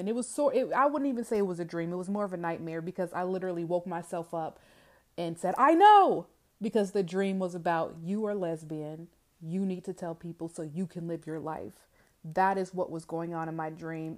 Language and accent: English; Georgia, United States; I am from the South, okay? Not only the South, but from Georgia